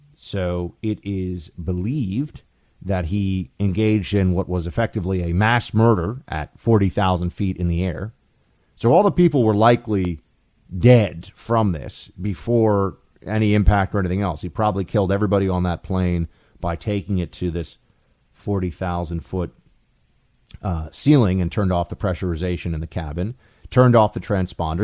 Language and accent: English; New York City, New York, United States; we grew up in New York City